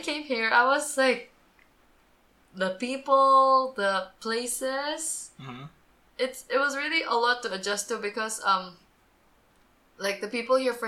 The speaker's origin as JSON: {"language": "English", "country": "Singapore", "tie": "born or raised there", "moved": "as an adult", "lives_now": "Philippines", "said": "I was in Singapore from kindergarten all the way to high school"}